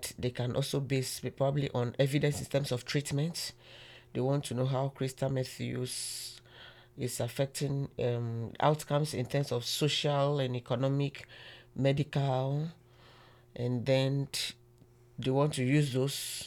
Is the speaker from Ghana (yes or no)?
yes; Ghana; moved away; I'm from Ghana